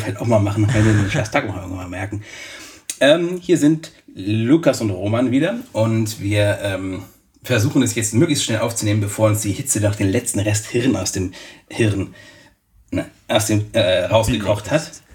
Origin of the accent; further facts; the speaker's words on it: Bielefeld, North Rhine-Westphalia, Germany; moved away; aus meiner Heimat